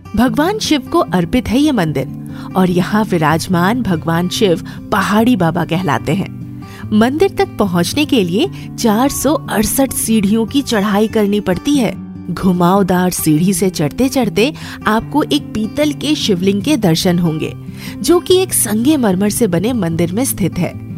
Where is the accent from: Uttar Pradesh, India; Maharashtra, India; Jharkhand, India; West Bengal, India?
Jharkhand, India; Ranchi; मेरे शहर रांची की रांची जिसे झारखंड की राजधानी कहा जाता है